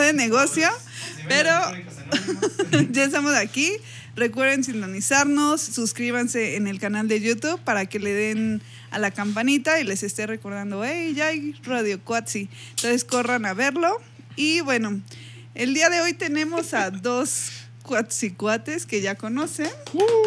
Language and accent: Spanish; Mexico; soy mexicana